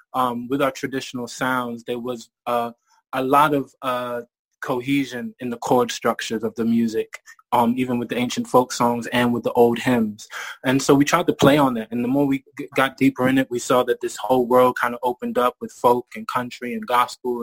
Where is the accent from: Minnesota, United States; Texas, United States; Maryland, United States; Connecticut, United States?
Maryland, United States; moved away as an adult; also born or lived in Bristol, England; now in England; I moved to America and I grew up in, in Maryland and graduated high school